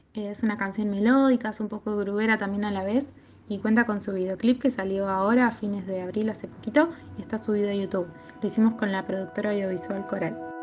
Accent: Bahía Blanca, Buenos Aires Province, Argentina; moved away as an adult; now in La Plata, Argentina; nací en Bahía Blanca, donde empecé a acercarme a la música ya desde chiquita y también formé mi banda …

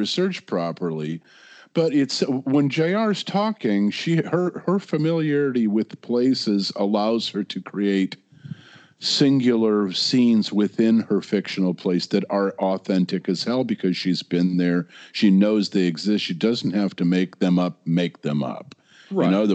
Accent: Michigan, United States; my stupid little hometown in Michigan.

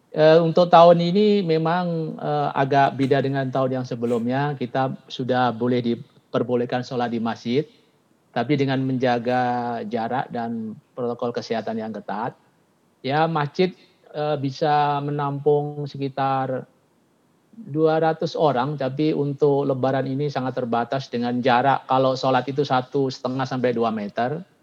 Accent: Surabaya, East Java, Indonesia; Pak saya dari Surabaya, istri dari Bugis, Pak.

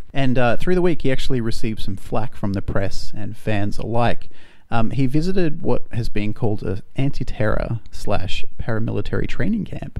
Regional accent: Australia; we're Australian

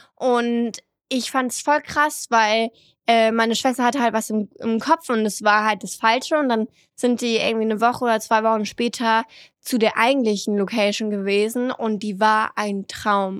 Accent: southern France, France; moved away; im Süden heiraten, da wo ich aufgewachsen bin

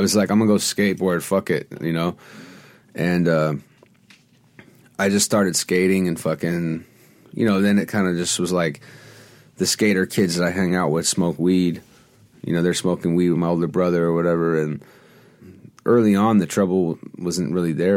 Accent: Los Angeles, California, United States; also born or lived in New York / Venice, Los Angeles; So I grew up on Melrose

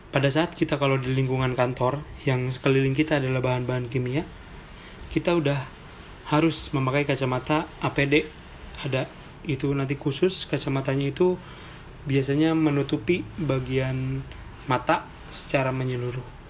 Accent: Sunda, Indonesia; kita orang Sunda

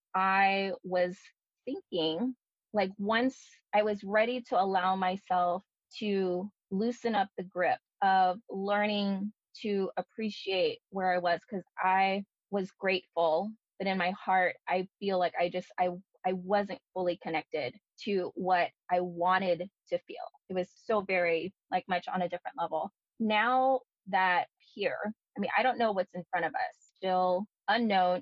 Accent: Bay Area, California, United States; moved away as an adult; also born or lived in Daly City, California; now in Oregon, United States; Being a Bay Area native

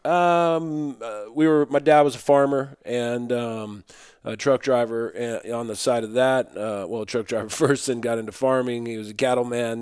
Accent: Utah, United States; I grew up in Utah when I was young, uh, in real rural t, rural towns

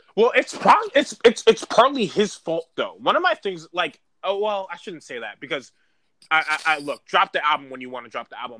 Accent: New York City, New York, United States; I'm from Harlem

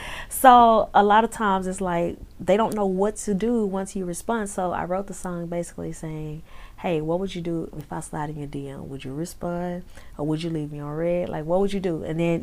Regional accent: Houston, Texas, United States; I'm from Houston.

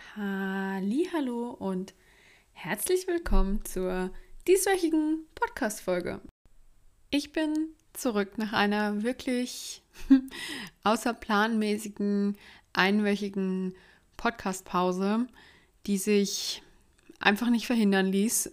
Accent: Karlsruhe region, Baden-Württemberg, Germany; die Nähe zu meiner Familie ähm, das Wichtigste für mich, für mich ist und dass ich es auch super schön äh, in Karlsruhe finde und in der Region

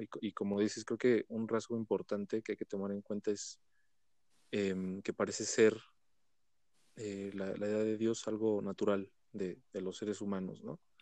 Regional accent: Mexico; tenemos como, mexicanos

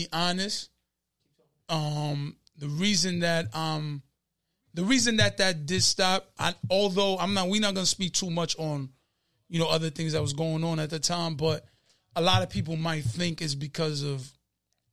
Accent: New York City, New York, United States; also born or lived in Elmhurst; Always been from Queens

